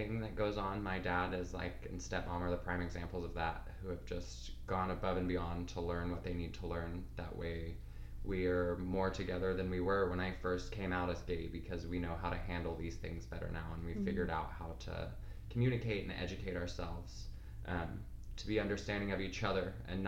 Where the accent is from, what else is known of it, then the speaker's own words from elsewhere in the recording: Oklahoma, United States; I was born and raised in Oklahoma